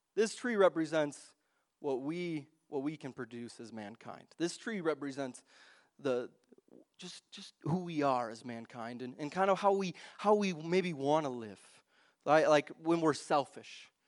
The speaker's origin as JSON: {"language": "English", "region": "Wisconsin", "country": "United States", "tie": "born or raised there", "moved": "yes", "said": "I grew up in Wisconsin"}